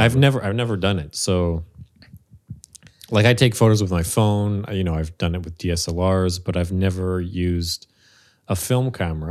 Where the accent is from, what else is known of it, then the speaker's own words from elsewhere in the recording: Montreal, Quebec, Canada; Born and raised in Montreal